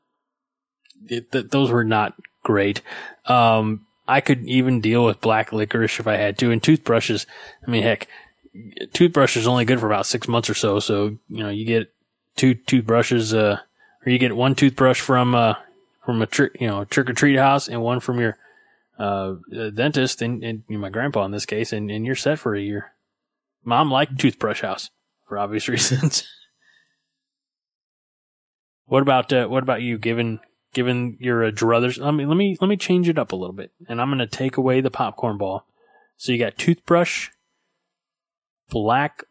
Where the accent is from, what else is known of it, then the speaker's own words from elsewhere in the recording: United States; I was moved to Clinton County where everybody drank Ski